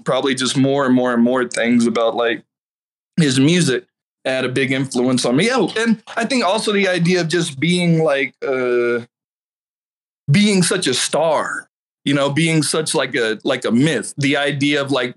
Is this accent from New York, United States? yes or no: no; Fayetteville, North Carolina, United States; I grew up in Fayetteville, North Carolina